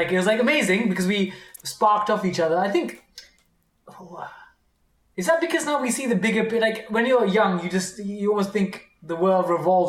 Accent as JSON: {"language": "English", "country": "United Kingdom", "said": "in Indian culture, we're British, but like in our parents' Indian culture, they'd come, people would visit."}